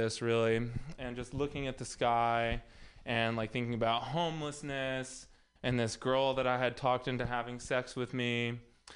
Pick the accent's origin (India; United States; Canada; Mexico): United States; Texas; moved away; also born or lived in Los Angeles; I'm also from Texas